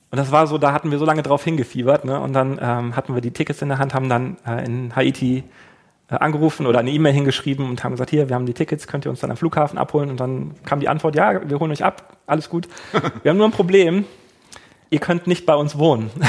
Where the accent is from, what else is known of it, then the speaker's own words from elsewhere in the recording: Germany; Wir haben das gelernt, wir sind äh, weiß, wir kommen aus Deutschland, wir haben eine Ahnung